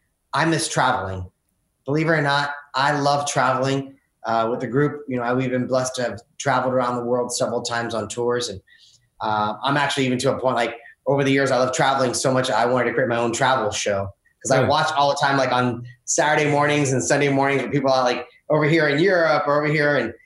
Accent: Orlando, Florida, United States; as a little kid growing up in Orlando, which at that time was not Orlando that it is right now.

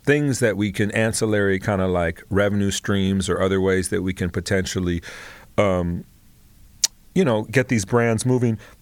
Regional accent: Los Angeles, California, United States; born and raised in Los Angeles, proud to be from the Crenshaw district

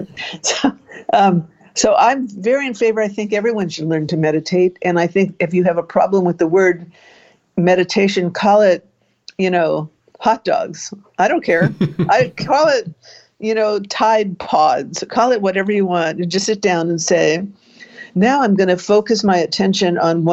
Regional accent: Beverly Hills, California, United States; accent: Canadian; also born or lived in Montreal, Canada / Marina Del Rey, California; now in Palo Alto, United States; But I grew up in Southern California. I was born in Canada. I was born in Montreal. And my family moved to Southern California, Beverly Hills, because my uncle found a place for us there when I was 7

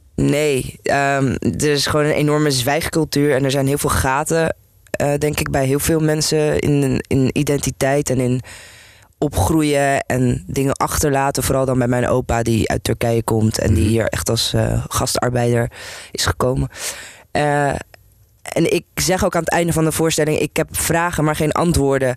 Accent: Amsterdam, North Holland, Netherlands; ik ben hier geboren en getogen, dus ik ben Nederlands, maar ik ben ook gewoon Turks.

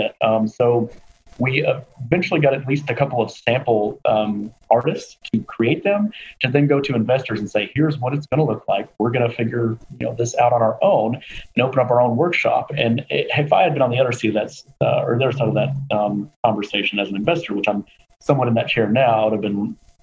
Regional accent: Louisville, Kentucky, United States; the University of Louisville in Kentucky, which is where I'm from. My hometown.

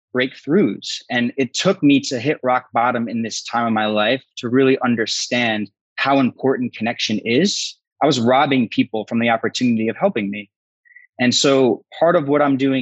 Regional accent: New Jersey, United States; moved away as an adult; also born or lived in San Diego; I'm originally from the Northeast, New Jersey.

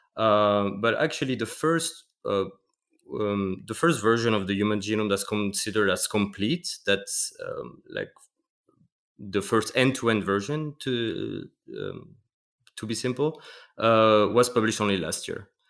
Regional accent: Metz, Grand Est, France; moved away as an adult; now in Basel, Switzerland; I work m, in a small town called Metz, close to Luxembourg, so, yeah, north, northeast of France.

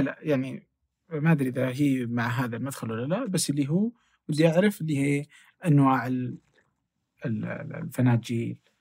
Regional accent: Asir, Saudi Arabia; now in Riyadh, Saudi Arabia; انا من الجنوب اوكي وتحديدا من عسير

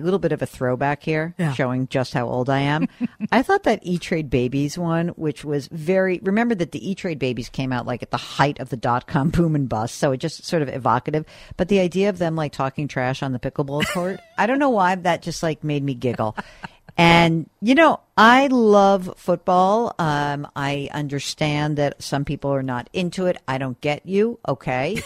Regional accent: New York, United States; I'm a New Yorker, which means I generally like to root against New England

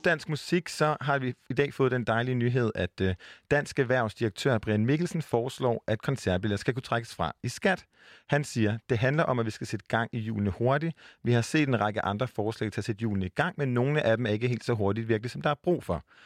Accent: Jutland, Denmark; now in Copenhagen, Denmark; for en jyde som, som mig, som er bosat i København

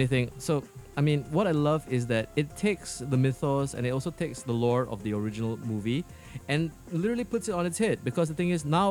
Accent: New Jersey, United States; Oh, is it Jersey? I'm from Jersey.

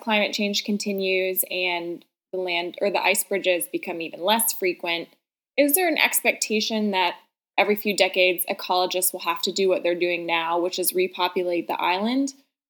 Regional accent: New England, United States; I'm from New England and our moose populations are certainly struggling

